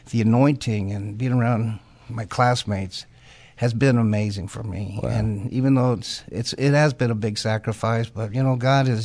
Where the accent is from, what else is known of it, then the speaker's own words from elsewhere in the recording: New Mexico, United States; I'm from New Mexico. I'm 71 years old